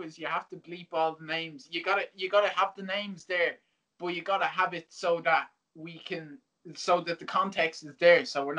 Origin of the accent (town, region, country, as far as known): Ireland